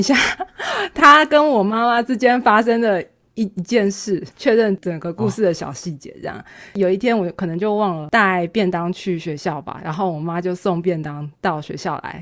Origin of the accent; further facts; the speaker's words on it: Taiwan; 我们小孩子 在台湾这个环境下长大，我们说中文不会有任何口音